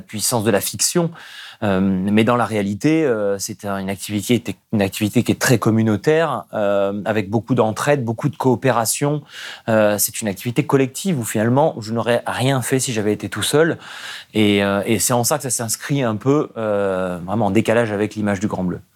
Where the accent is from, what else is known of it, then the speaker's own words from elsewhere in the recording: Nice, Provence-Alpes-Côte d'Azur, France; J'ai grandi à Nice